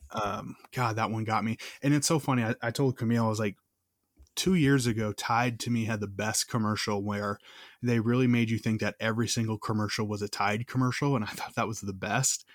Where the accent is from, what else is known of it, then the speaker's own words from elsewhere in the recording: Minnesota, United States; growing up in Minnesota